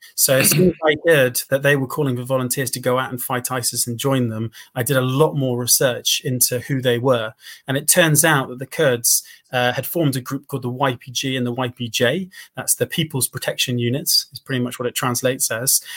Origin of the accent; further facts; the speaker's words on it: United Kingdom; my privilege as a British guy